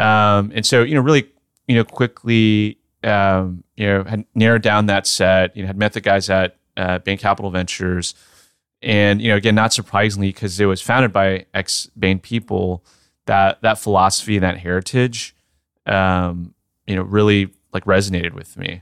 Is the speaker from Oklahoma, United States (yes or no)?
no; Sugar Land, Texas, United States; Texas, born and raised, uh, right outside of Houston